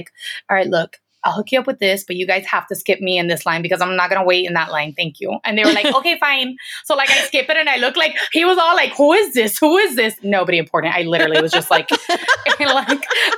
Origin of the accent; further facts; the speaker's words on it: Miami, Florida, United States; I've born and raised in Miami. Like, I'm always like 305 till